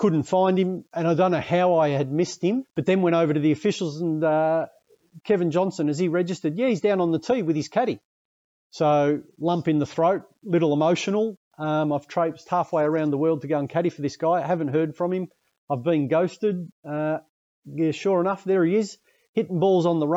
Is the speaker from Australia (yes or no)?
yes; Australia; I was from Australia